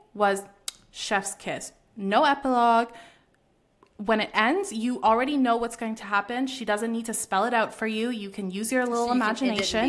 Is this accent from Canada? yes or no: yes; Canada; as a Canadian